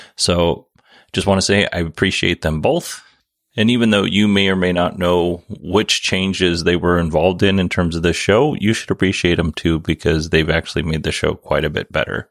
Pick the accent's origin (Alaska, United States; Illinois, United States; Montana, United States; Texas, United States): Alaska, United States; Kenai Peninsula; I grew up on the Kenai Peninsula